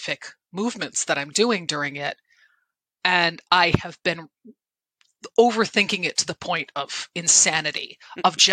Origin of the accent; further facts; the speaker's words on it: Connecticut, United States; I'm from Connecticut